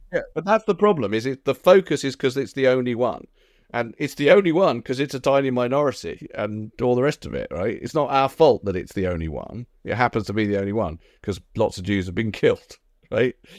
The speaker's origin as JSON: {"language": "English", "country": "United Kingdom", "said": "as a British Jew"}